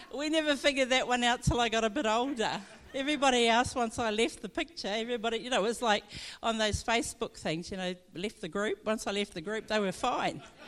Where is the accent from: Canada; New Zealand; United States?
New Zealand; Omapere, Northland; grew up in Northland, I'm Māori, and I come from Omapere, which is up in Hokianga